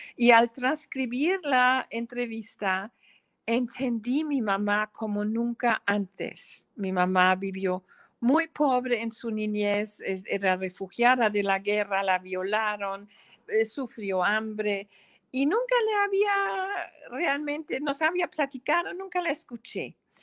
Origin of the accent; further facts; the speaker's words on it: Germany; Spanish is a second language; moved away as an adult; now in San Cristóbal de las Casas, Mexico; mis memorias de mi niñez en Alemania